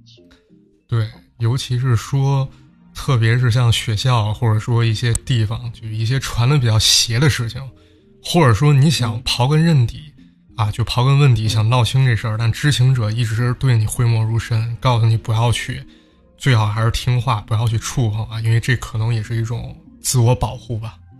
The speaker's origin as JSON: {"language": "Chinese", "region": "northern China", "country": "China", "said": "我也是北方人嘛"}